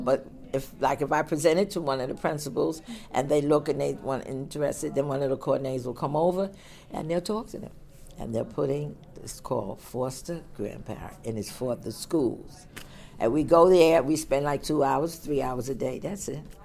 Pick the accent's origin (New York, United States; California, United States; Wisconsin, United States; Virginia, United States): New York, United States; New York City; also born or lived in Long Island / Flatbush; I was raised in Bed-Stuy